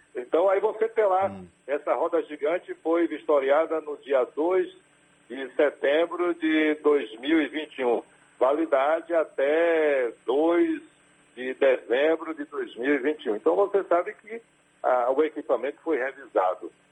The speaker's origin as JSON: {"language": "Portuguese", "region": "Bahia", "country": "Brazil", "said": "nós, como baianos"}